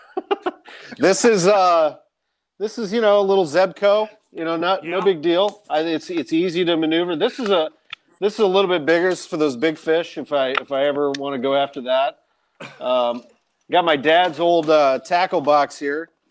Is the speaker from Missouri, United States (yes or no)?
yes; St. Louis, Missouri, United States; growing up in St. Louis and going to those games